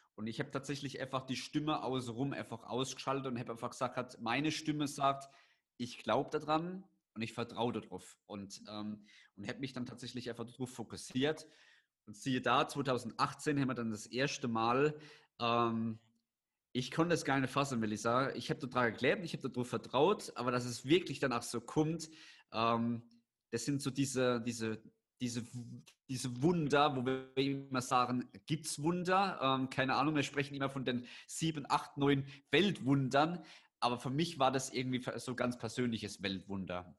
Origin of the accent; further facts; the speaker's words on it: Landau, Rhineland-Palatinate, Germany; in Landau bei uns in der Pfalz